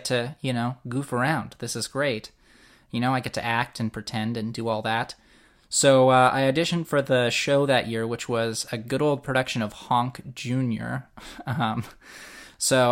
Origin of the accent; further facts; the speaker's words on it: Winnipeg, Manitoba, Canada; Born and raised in Winnipeg, yes, and here